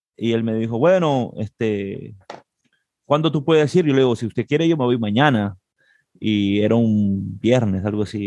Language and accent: Spanish; Peru; moved away as an adult; now in Puerto Rico; soy de Perú